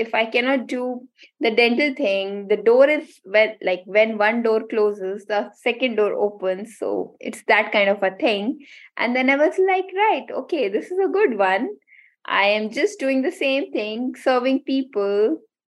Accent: India; first language Hindi; English is a second language; moved away as an adult; also born or lived in Singapore; now in Scotland, United Kingdom; I am born and brought up in India

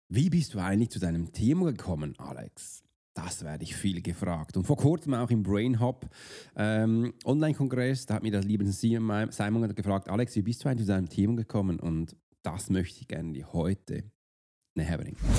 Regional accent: Basel, Basel-Stadt, Switzerland; kam ein bisschen zu spät als Basler

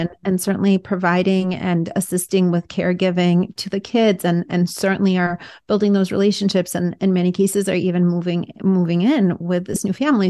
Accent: Russia; now in United States; growing up in Russia at first, which was an oppressive kind of regime, and then coming to America

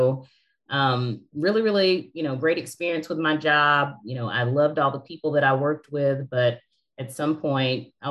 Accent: West Tennessee, United States; moved away as an adult; now in Nashville, United States; I'm from a small town in West Tennessee.

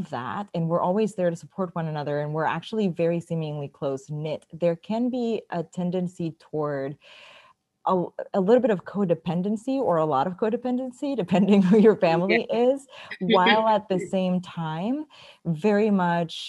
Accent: Mexico; us Mexicans

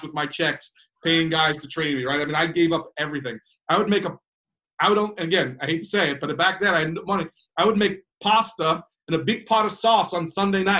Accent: United States; I'm an American guy.

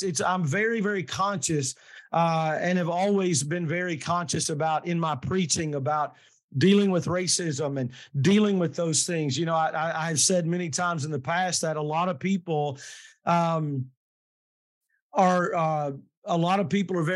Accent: the South, United States; But I was raised in the South, but very, very blessed to have been raised in a place that was diverse.

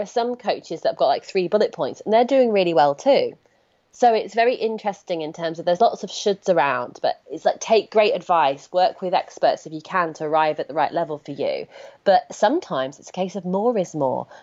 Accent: United Kingdom; I'm British

